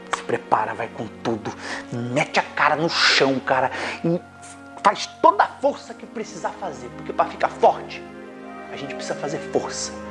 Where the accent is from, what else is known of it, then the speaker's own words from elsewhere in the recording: Brazil; nós que somos brasileiros